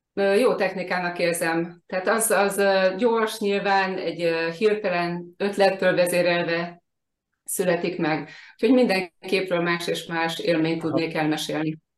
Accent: Hungary; now in Bakony, Hungary; a Balatonon születtem és ott nőttem fel

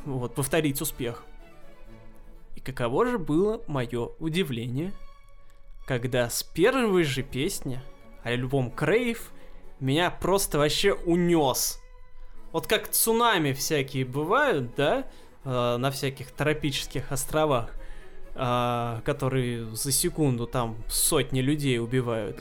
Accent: Russia; картины маленьких городков наших, русских

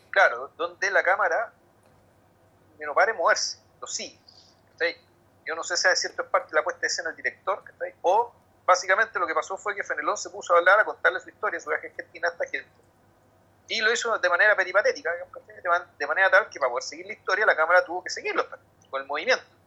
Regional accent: Santiago, Santiago Metropolitan Region, Chile; yo soy de Santiago

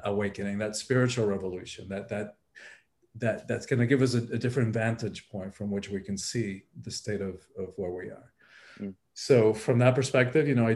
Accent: Miami, Florida, United States; moved away as an adult; also born or lived in Cuba / Hawaii / California; I went to high school here, so my family's always been here.

